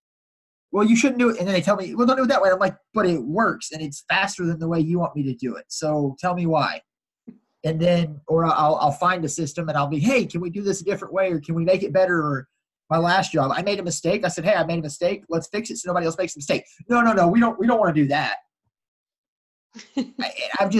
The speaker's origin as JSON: {"language": "English", "town": "Houston", "region": "Texas", "country": "United States", "tie": "born or raised there", "said": "Born and raised in Houston. I live probably a mile and a half in the house I grew up in."}